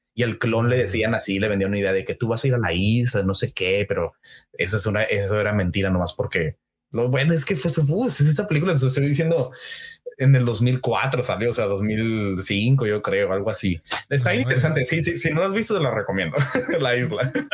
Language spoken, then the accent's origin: Spanish; San Luis Río Colorado, Sonora, Mexico; San Luis Río Colorado, mi tierra natal, que me vio crecer y nacer